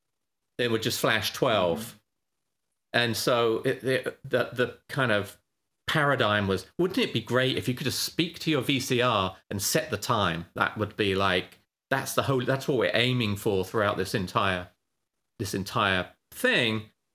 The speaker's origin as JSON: {"language": "English", "country": "United Kingdom", "moved": "as an adult", "lives_now": "California, United States", "said": "I'm British"}